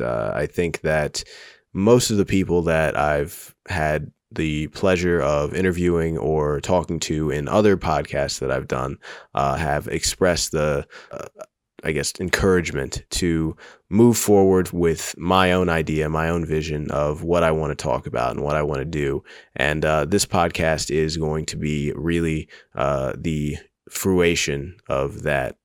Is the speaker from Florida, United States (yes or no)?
yes; Miami, Florida, United States; I was born in Miami, Florida, in a very private enclave near Morningside Park.